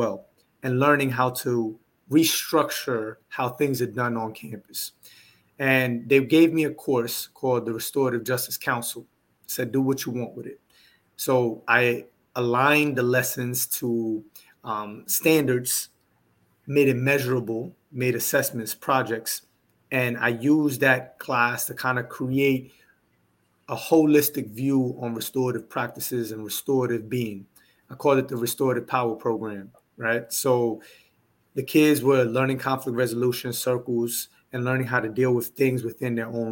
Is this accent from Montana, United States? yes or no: no; New York City, New York, United States; moved away as an adult; now in Houston, United States; when I moved to Houston, Texas, where I currently reside, I'm from New York City.